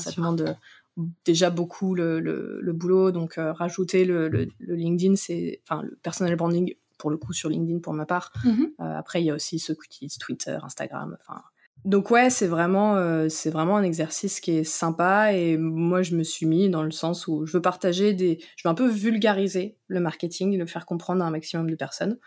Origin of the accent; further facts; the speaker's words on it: Noirmoutier, Pays de la Loire, France; moved away; j'ai grandi à Noirmoutier.